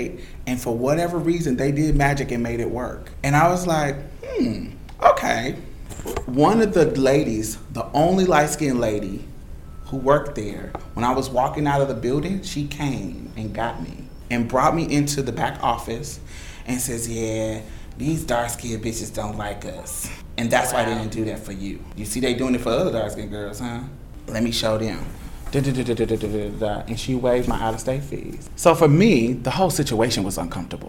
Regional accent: Indiana, United States; moved away as an adult; also born or lived in Mississippi; I was from Indiana, so coming to Mississippi, you know, you got out-of-state fees

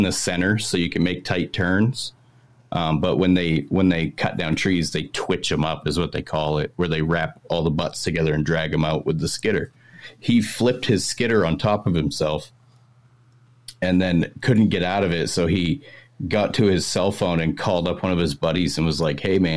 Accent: Maine, United States; accent: Maine accent; I am from Maine

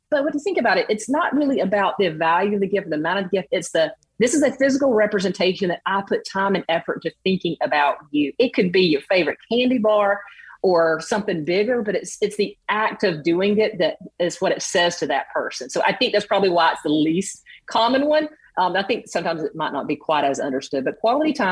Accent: the South, United States; coming from the South.

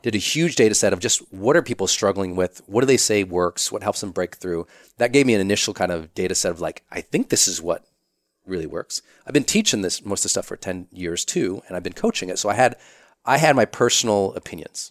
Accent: Montana, United States; I'm from Montana. We're pretty private there

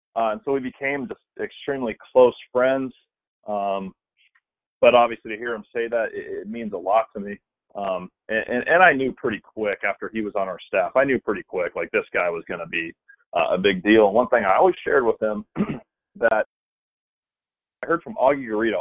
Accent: about 40 minutes from William Jessup, California, United States; William Jessup's like 40 minutes from my hometown

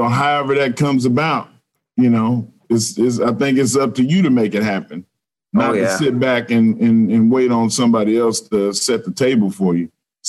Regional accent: Texas, United States; I'm a Texan.

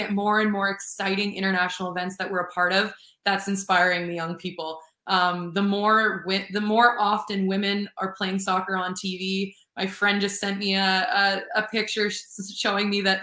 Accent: Winnipeg, Manitoba, Canada; also born or lived in Vancouver; originally from Winnipeg

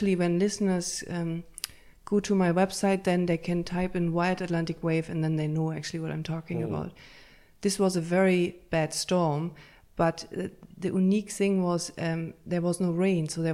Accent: Berlin, Germany; moved away as an adult; also born or lived in Münster, Germany; now in Ireland; grew up in Berlin in a big tower.

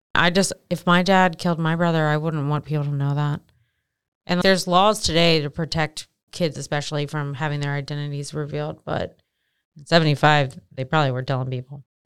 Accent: Maryland, United States; I'm from Maryland

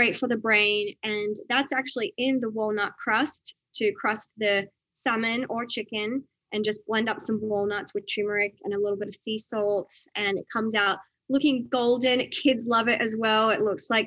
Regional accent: Outback Australia, Australia; where I grew up in Outback Australia

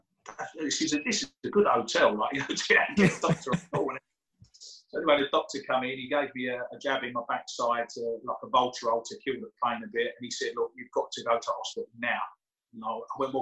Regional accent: United Kingdom; I'm British

